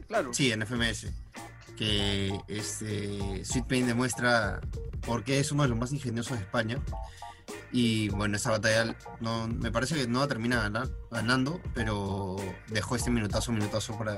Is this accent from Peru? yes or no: yes; Peru; somos peruanos